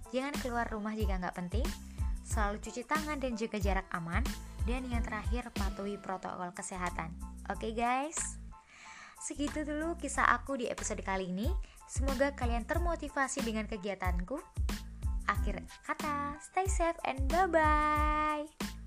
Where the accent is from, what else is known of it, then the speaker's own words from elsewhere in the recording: East Java, Indonesia; moved away as an adult; now in Yogyakarta, Indonesia; pas balik di kampung, kampungku kan Jawa Timur